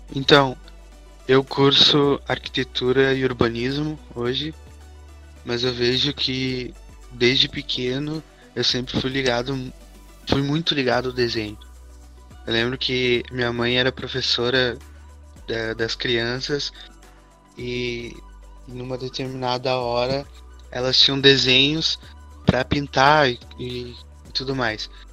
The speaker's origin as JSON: {"language": "Portuguese", "town": "São Leopoldo", "region": "Rio Grande do Sul", "country": "Brazil", "said": "sou de São Leopoldo também"}